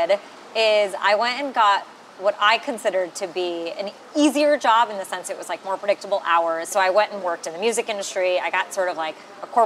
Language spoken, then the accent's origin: English; United States; growing up in America